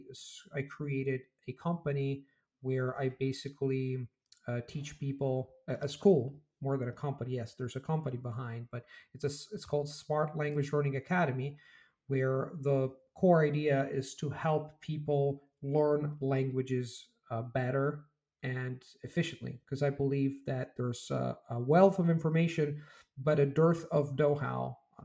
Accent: Rome, Lazio, Italy; I'm Italian from Rome

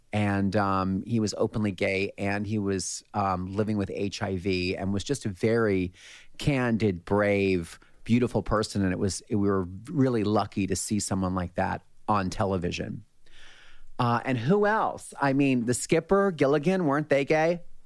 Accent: Allentown, Pennsylvania, United States; my hometown in Allentown, Pennsylvania

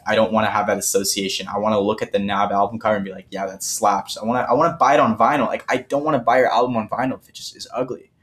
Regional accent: Toronto, Ontario, Canada; I'm from Toronto

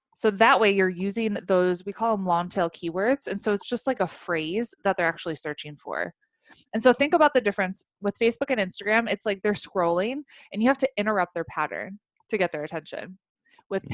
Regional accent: Chicago, Illinois, United States; moved away as an adult; also born or lived in Africa; I grew up in the Chicagoland area, moved to Africa when uh, I was in college

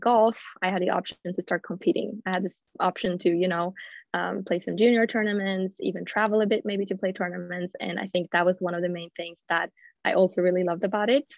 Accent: Gothenburg, Västra Götaland, Sweden; English is a second language; moved away as an adult; also born or lived in United States; I'm yeah. Swedish. I'm from Gothenburg from the beginning

